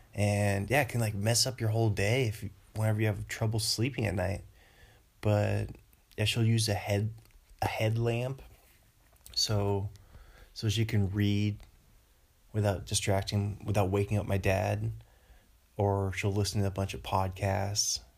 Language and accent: English; Bothell, Washington, United States; moved away; back home in Bothell